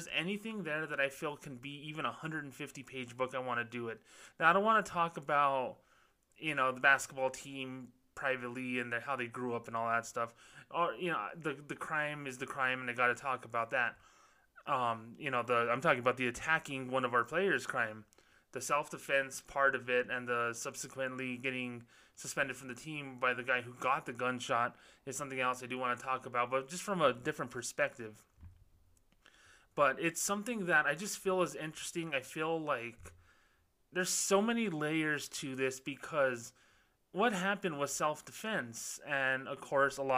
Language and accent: English; New Mexico, United States; here in the state of New Mexico. My hometown, New Mexico State Aggies